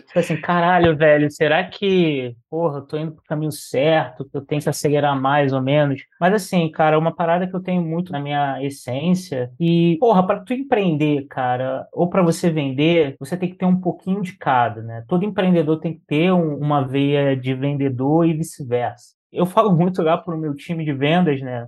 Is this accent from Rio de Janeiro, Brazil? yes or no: yes; Rio de Janeiro, Brazil; moved away as an adult; now in São Paulo, Brazil; Tenho 34 anos, sou do Rio, né? Sou natural do Rio de Janeiro, carioca pô, já moro aqui no, em São Paulo já tem oito anos